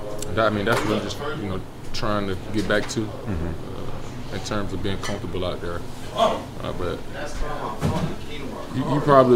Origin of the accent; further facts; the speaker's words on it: Greensboro, Alabama, United States; the little kid growing up in Greensboro.